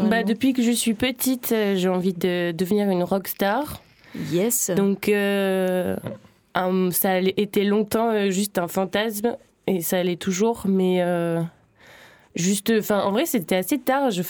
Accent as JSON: {"language": "French", "town": "Uzès", "region": "Occitania", "country": "France", "tie": "born or raised there", "said": "Du coup, j'ai grandi à Uzès, en fait."}